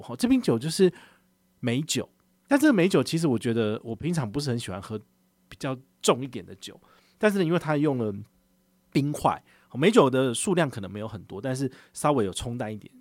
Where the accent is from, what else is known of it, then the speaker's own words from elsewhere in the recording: Taiwan; 我们跟他聊到我们从哪里来，我们从台湾来嘛